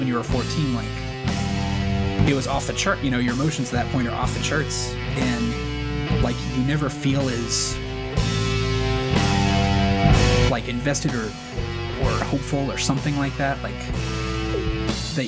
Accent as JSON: {"language": "English", "town": "Ventura", "region": "California", "country": "United States", "tie": "born or raised there", "also_born_or_lived": "Crete, Nebraska", "moved": "as an adult", "said": "I grew up in Ventura, California"}